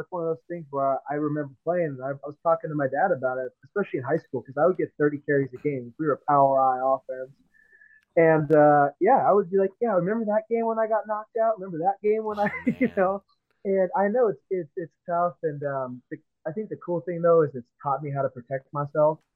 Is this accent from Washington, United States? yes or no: yes; Seattle, Washington, United States; moved away; I'm from Seattle originally